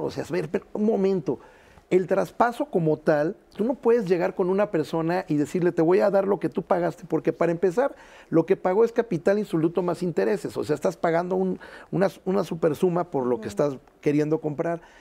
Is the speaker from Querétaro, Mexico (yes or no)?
no; Veracruz, Mexico; como dicen en mi tierra Veracruz